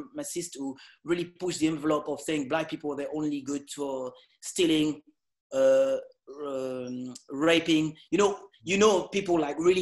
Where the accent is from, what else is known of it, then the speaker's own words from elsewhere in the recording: Évry, Île-de-France, France; English is a second language; moved away; also born or lived in Caribbean; I'm not from America. I'm from France.